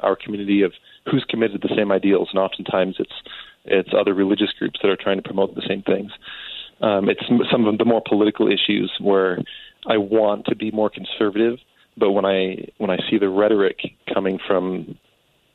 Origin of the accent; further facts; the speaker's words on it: Western Colorado, United States; I'm from Western Colorado